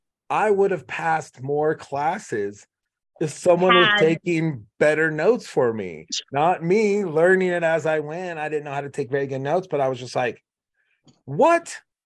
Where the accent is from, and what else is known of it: Kansas, United States; born or raised there